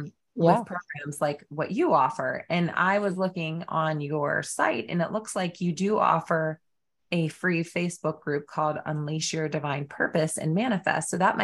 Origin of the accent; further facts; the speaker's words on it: United States; we're from America in the US.